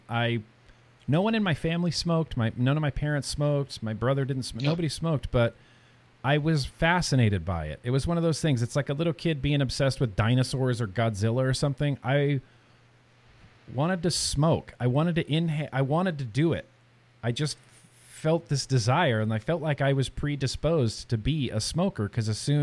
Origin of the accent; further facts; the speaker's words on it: California, United States; I grew up in Lake Tahoe, California